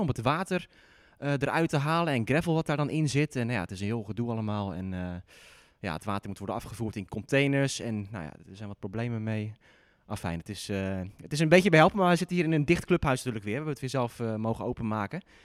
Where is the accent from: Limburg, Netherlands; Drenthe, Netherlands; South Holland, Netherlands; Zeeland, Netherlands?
Zeeland, Netherlands; moved away; mijn eigenlijke tennisclub, die, eh, waar ik ben opgegroeid, ligt in Zeeland